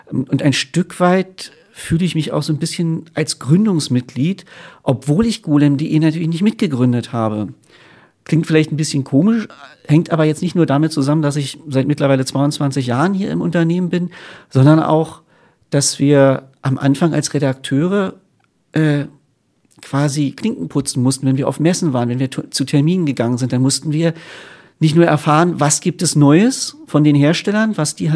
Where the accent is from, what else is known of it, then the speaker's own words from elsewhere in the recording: Berlin, Germany; für mich war es eine Rückkehr nach Berlin. Und gerade als Berliner ist Hannover halt nicht ganz so toll, ehrlich gesagt.